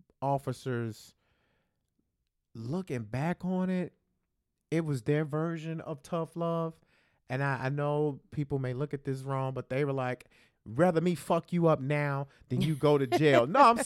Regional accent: Chicago, Illinois, United States; Growing up in Chicago in the, you know, in this hood, cops used to, you know, chase you down and, you know, rough you up all the time.

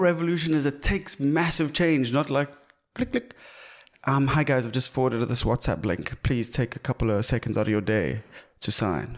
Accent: South Africa; being South African

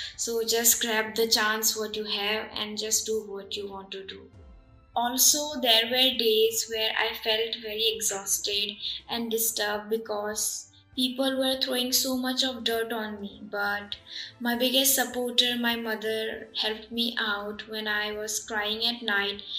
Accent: Assam, India; also born or lived in Tripura / Gujarat; I was born in Tripura and was raised in Assam and I also lived in Gujarat for 4 years

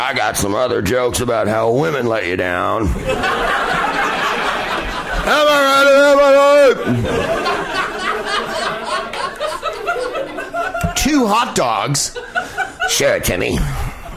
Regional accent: San Carlos, California, United States; I grew up in San Carlos, California, which was a stultifying place of white suburban existence

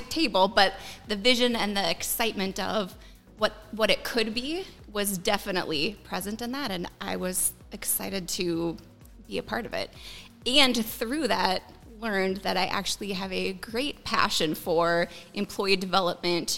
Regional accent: Willmar, Minnesota, United States; moved away as an adult; also born or lived in Arizona; I am originally from the Willmar area

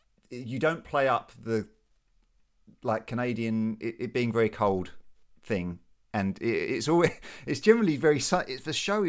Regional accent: United Kingdom; as a Brit

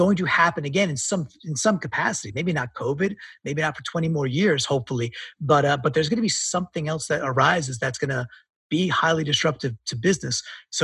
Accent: New York, United States; I'm a New Yorker

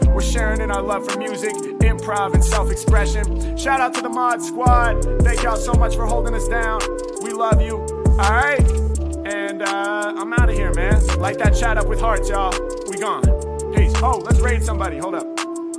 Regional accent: Portland, United States; Yo, let's raid the legendary battle rapper Illmaculate from my hometown of Portland.

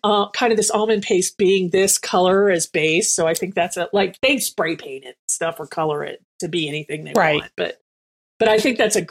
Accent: Germany; moved away; growing up in Germany

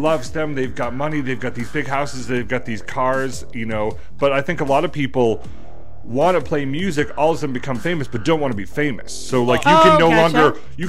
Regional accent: New England, United States; now in Arizona, United States; I am from New England.

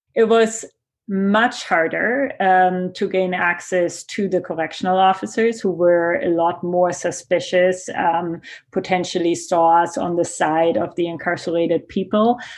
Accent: Germany; accent: German; English is a second language; now in Canada; my accent that you hear is German

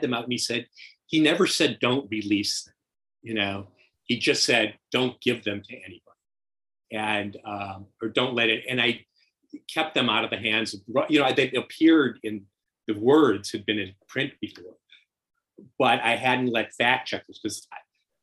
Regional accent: Minneapolis, Minnesota, United States; moved away as an adult; also born or lived in New York; I was from Minneapolis

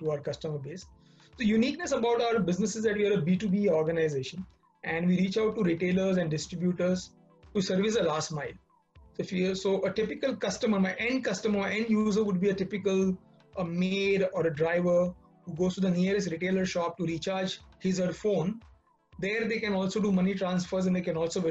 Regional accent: Mumbai, Maharashtra, India; Born and brought up in Mumbai. Been here since my birth

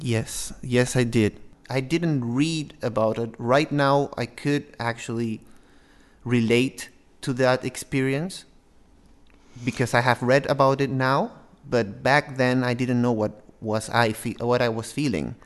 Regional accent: Peru; now in Norway; I am from Peru.

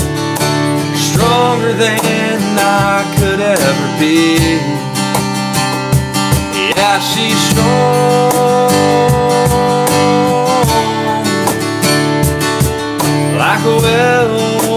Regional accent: Atlanta, Georgia, United States; also born or lived in Newnan, Georgia; I was born in Metro Atlanta, and now I currently reside in Noonan

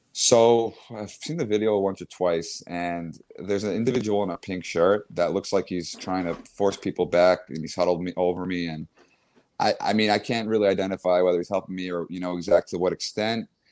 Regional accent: Long Island, New York, United States; now in New York City, United States; I grew up in Long Island

